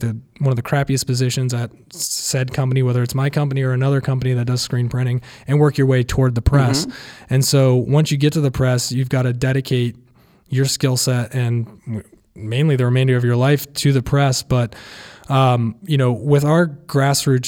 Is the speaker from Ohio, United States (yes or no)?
yes; Athens, Ohio, United States; now in Columbus, United States; growing up in Athens